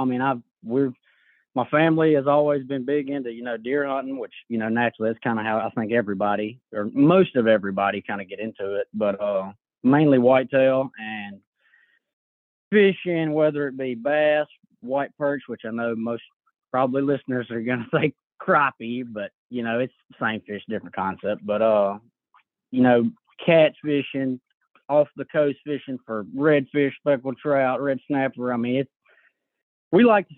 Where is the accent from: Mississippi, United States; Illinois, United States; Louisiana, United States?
Louisiana, United States; Franklin Parish; I was born and raised in Franklin Parish, Louisiana, which is where I reside at now